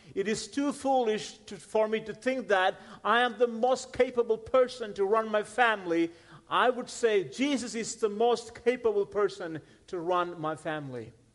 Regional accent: India; moved away; I'm not from Texas. I'm originally from India. That's where I grew up

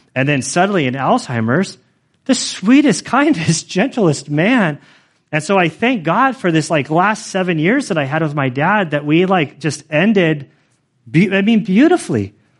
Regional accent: California, United States; I am like a Californian

